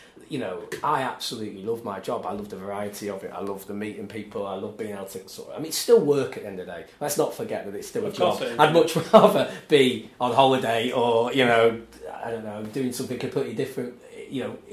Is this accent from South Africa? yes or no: no; Banks, North West England, United Kingdom; moved away as an adult; also born or lived in Wigan / Southport; now in Manchester, United Kingdom; We moved to a really small village near Southport, about 20 minutes from Southport, and grew up there, really, a little tiny little village called Banks, where my mum was from